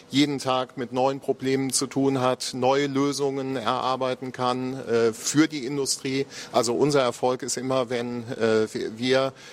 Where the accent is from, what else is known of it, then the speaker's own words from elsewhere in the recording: Eifel, Germany; now in Aachen, Germany; Ja, also ich komme aus der Eifel, ja. äh, bin, bin aber inzwischen äh, 25 Jahre äh, in Aachen, genau.